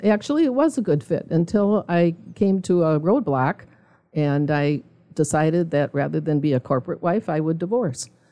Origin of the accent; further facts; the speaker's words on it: Milwaukee, Wisconsin, United States; now in Zionsville, United States; I was originally from Milwaukee